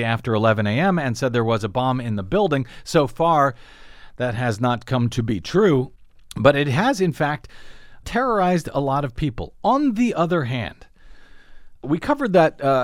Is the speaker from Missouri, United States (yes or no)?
yes; St. Louis, Missouri, United States; I'm from St. Louis. I have family members who are buried in that cemetery.